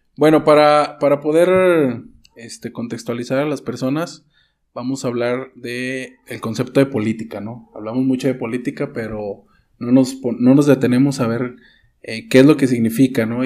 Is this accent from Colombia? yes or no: no; Mexico; nuestro país, nuestro país, este, México, para los que nos escuchan fuera de aquí, somos, somos de México